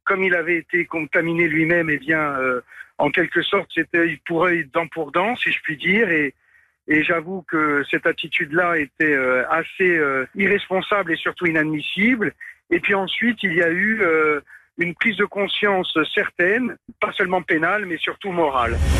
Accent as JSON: {"language": "French", "region": "Corsica", "country": "France", "tie": "born or raised there", "said": "creuser mon sillon par rapport à, ma corsité, à ma corsitude"}